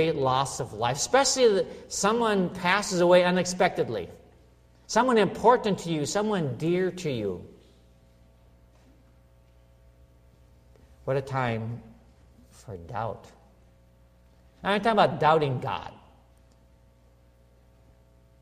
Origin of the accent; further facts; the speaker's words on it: Minnesota, United States; a little town that I grew up in Minnesota